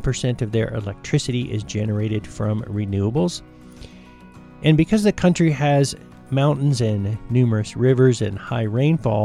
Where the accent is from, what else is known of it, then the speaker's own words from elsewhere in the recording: United States; my home country, which is the United States